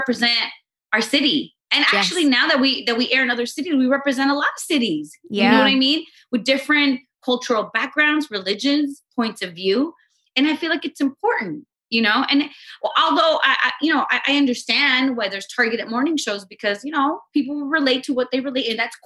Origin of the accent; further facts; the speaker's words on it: Los Angeles, California, United States; I grew up in Los Angeles and my parents came from Guatemala in the 70s